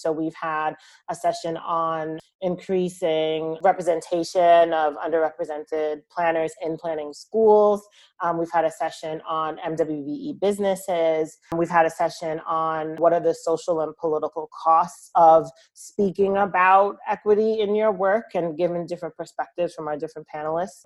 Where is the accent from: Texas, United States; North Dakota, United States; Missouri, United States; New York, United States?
New York, United States; Long Island; I'm originally from Long Island and I'm from a town that's two towns over from where Robert Moses is from